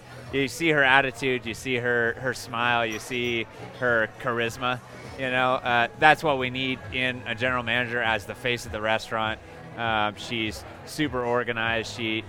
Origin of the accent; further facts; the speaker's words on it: Iowa, United States; now in Colorado, United States; Born and raised in Iowa.